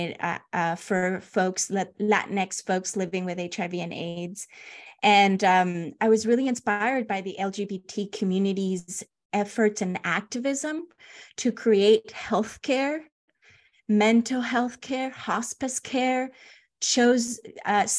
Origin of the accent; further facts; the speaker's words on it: Los Angeles, California, United States; also born or lived in Honduras; I grew up in like Panorama City, San Fernando Valley, Van Nuys, North Hollywood area